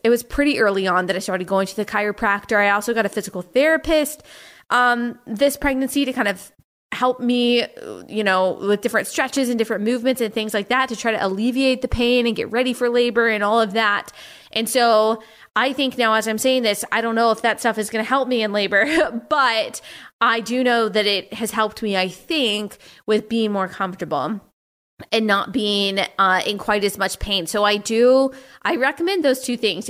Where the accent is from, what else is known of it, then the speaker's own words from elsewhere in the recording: Texas, United States; I'm from Texas